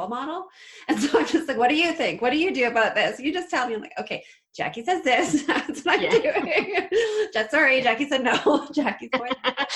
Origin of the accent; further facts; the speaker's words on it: Canada; I'm Canadian.